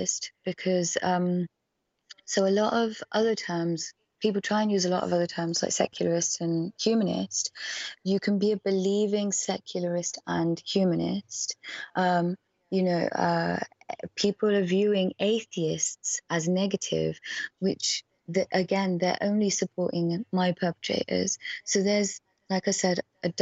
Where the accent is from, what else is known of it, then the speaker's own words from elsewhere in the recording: Oxford, South East England, United Kingdom; I was born and raised in Oxford